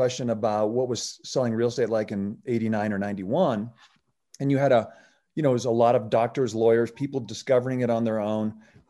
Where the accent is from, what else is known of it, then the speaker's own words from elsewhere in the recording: Oregon, United States; because I came from Oregon and you can buy a house for Oregon for, you know, lunch money.